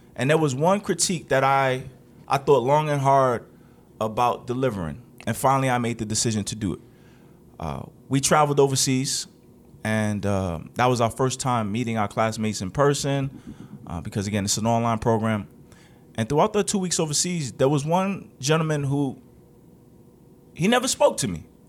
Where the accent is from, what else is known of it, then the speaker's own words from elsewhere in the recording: New York, United States; I'm from New York